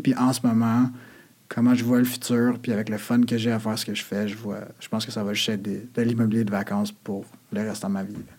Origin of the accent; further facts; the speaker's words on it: Quebec, Canada; on est Québécois